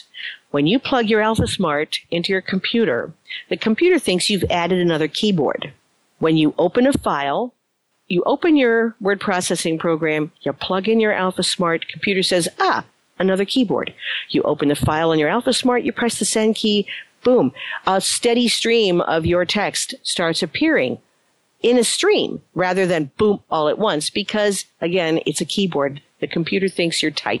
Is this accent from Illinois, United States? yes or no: yes; Chicago, Illinois, United States; attended in Chicago, my hometown